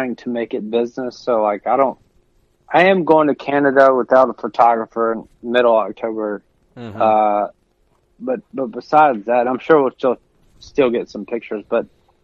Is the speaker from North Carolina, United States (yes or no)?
no; Middle Tennessee, United States; growing up in Middle Tennessee